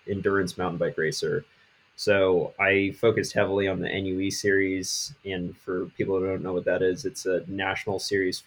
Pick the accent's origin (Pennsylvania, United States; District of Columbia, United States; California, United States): District of Columbia, United States; Washington; moved away as an adult; also born or lived in Western North Carolina; now in North Carolina, United States; I grew up in the Washington, D.C. area.